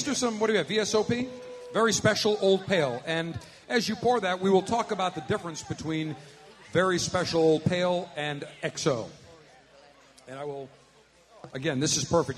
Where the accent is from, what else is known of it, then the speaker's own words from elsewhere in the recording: Buffalo, New York, United States; now in Tampa, United States; the Buffalo Alpha Pleasure Fest, my hometown